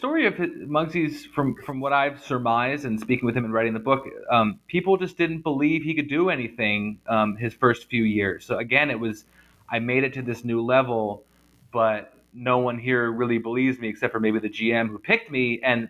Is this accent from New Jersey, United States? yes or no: yes; New Jersey, United States; As you know, I'm from New Jersey, and I went to college in the early 2000s, and it was a culture shock for me too.